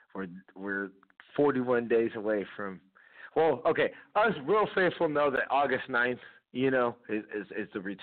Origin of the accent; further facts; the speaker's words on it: California, United States; I'm from California